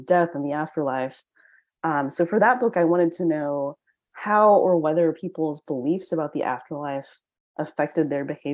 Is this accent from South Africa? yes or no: no; United States; I'm Chinese American